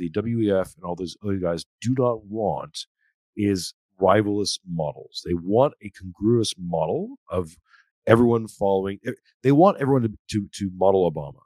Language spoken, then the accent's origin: English; Canada; now in Australia; I'm a Canadian who's living in Australia